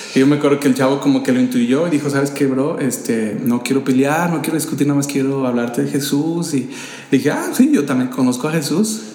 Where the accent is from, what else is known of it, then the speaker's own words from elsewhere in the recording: Jiquilpan, Michoacán, Mexico; also born or lived in San Luis Potosí, Mexico / Sahuayo, Mexico; now in Morelia, Mexico; yo nací en San Luis Potosí. Este, soy potosino. Y crecí en un pueblo de aquí de Michoacán. Soy por adopción michoacano, llegué cuando tenía 3 años de edad a este estado